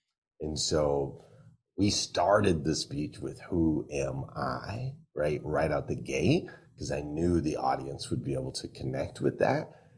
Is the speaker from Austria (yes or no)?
yes; Austria; accent: New Zealand; I had a New Zealand accent, but I grew up in Austria, right?